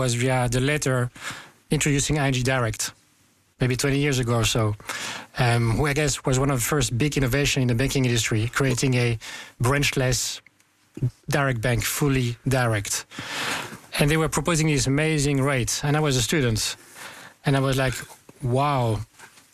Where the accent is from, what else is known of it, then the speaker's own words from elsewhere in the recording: France; I'm 44 years old, born and raised in France.